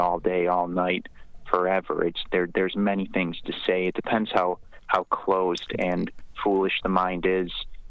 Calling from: West Alberta, Canada; I'm calling from West Alberta.

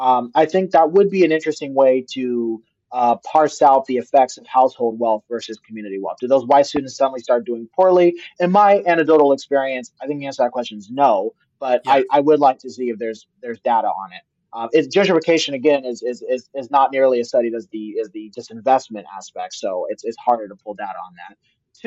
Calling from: California, United States; I'm coming from the Bay Area

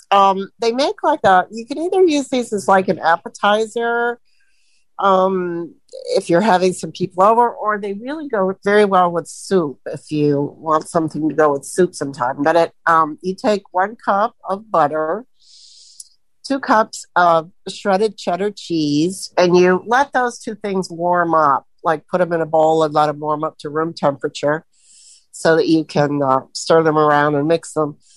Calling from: Sebring, Florida, United States; I'm from Sebring, Florida, where we're getting uh, horrendous thunderstorm right now.

